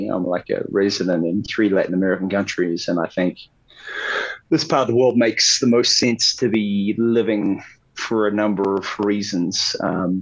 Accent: Auckland, New Zealand; moved away as an adult; also born or lived in Tauranga / Wellington; Auckland primarily. I was born in like Tauranga. Spent a bit of time in Wellington while I was a kid

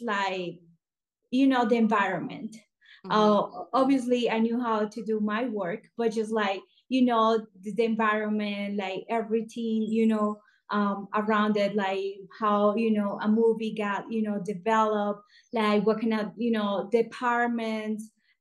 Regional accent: Colombia; moved away as an adult; also born or lived in Los Angeles, United States; I'm original from Colombia, South America

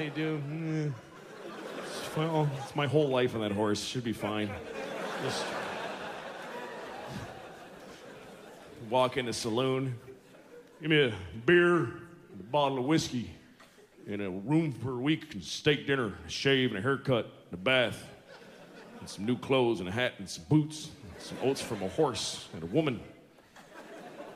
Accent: United States; I'm American

